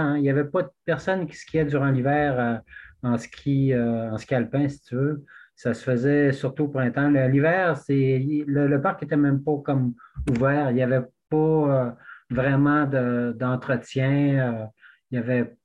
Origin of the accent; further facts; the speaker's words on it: Squatec, Quebec, Canada; also born or lived in Western Canada; now in Gaspésie, Canada; moi, je suis originaire de Québec, mais j'ai grandi plus à Squatek, un petit village dans le Témiscouata.